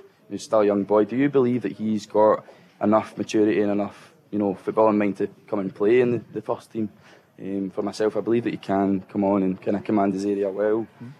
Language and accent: English; Stonehouse, Scotland, United Kingdom